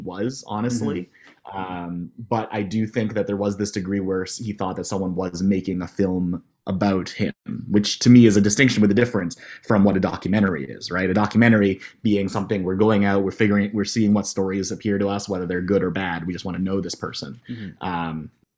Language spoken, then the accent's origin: English; Halifax, Nova Scotia, Canada; also born or lived in Toronto; I think we were from Halifax. We came from Toronto before